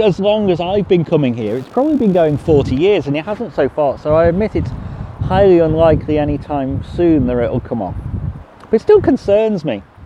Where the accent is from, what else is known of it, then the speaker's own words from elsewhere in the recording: United Kingdom; now in London, United Kingdom; being British